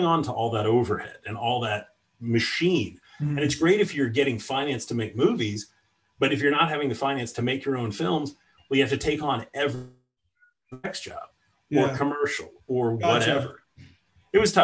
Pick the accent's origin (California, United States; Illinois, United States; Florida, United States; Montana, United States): Florida, United States; Miami; moved away; also born or lived in Los Angeles; I grew up in Miami